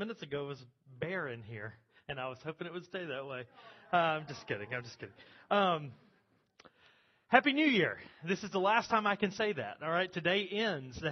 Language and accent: English; United States; contemporary American Christians